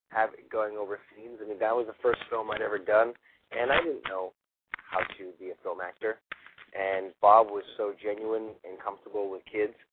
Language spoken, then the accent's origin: English; Toronto, Ontario, Canada; moved away as an adult; now in Los Angeles, United States